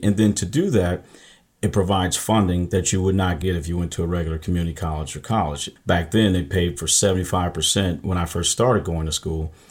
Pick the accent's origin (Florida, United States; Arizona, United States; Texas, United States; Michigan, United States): Michigan, United States; I'm from Michigan